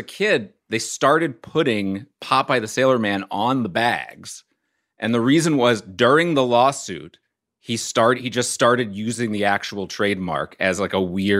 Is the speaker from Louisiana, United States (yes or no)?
yes; New Orleans, Louisiana, United States; And, I'm from New Orleans.